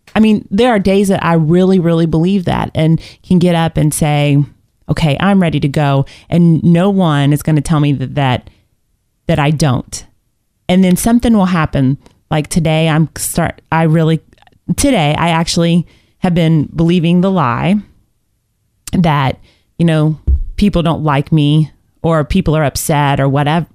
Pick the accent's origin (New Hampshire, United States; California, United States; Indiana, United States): Indiana, United States; I was born in Indiana and I played basketball my whole life